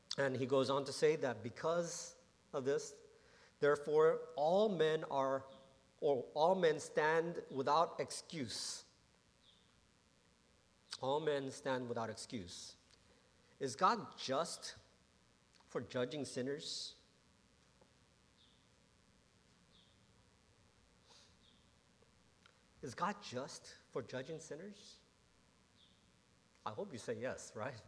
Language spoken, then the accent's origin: English; Johnston, Rhode Island, United States; also born or lived in Warwick, Rhode Island; I grew up in Providence, Rhode Island. Or Warwick, Rhode Island, Johnston, Rhode Island. Warwick, Rhode Island first, and then moved to Johnston, Rhode Island.